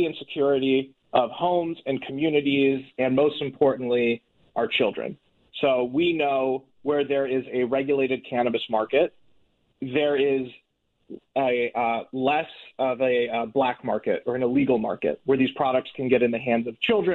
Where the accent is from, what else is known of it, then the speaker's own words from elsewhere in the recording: Minnetonka, Minnesota, United States; moved away as an adult; also born or lived in Iowa; now in California, United States; I lived, born and raised in Minnetonka, went to Hopkins High School, went to the U, went to Iowa for law school, then basically lived my entire life in the Midwest until I was around 30, moved out here in 2019